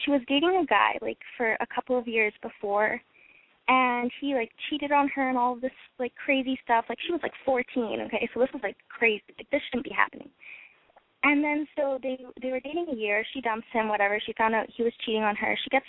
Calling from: Canada; I'm in Canada.

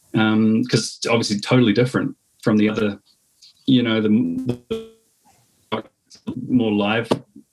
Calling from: New Zealand; I mean, I'm beaming in from New Zealand here.

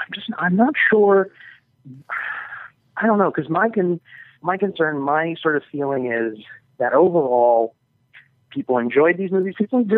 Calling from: New York, United States; from New York

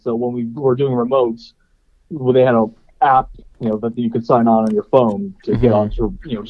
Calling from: Ohio, United States

